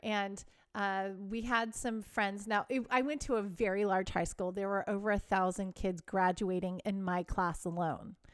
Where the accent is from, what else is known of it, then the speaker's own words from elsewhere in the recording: Texas, United States; I grew up in Texas, and it was a very religious area